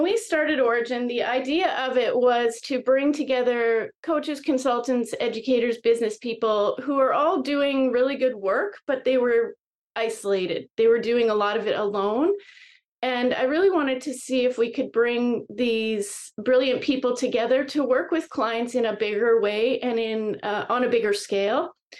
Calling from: British Columbia, Canada; I am right now Vancouver Island, British Columbia, Canada.

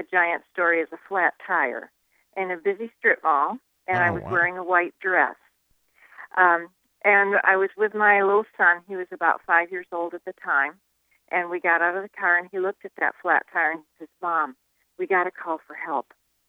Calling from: Seattle, Washington, United States; I'm calling from Seattle.

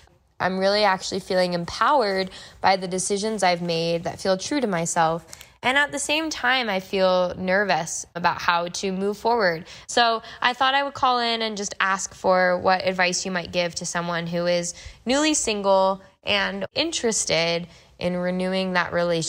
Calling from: Denver, Colorado, United States

